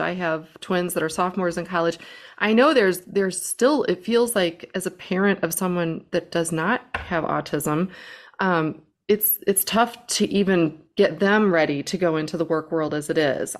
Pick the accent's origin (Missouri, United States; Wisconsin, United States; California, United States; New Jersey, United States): Missouri, United States; St. Louis; I'm from Saint Louis